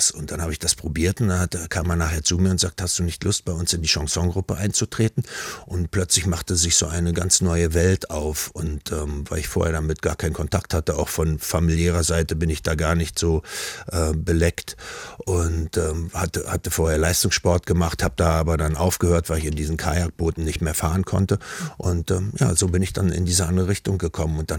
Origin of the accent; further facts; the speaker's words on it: Berlin, Germany; Also das erste war, ich bin mit meinem Großvater im Schrebergarten in Berlin groß geworden.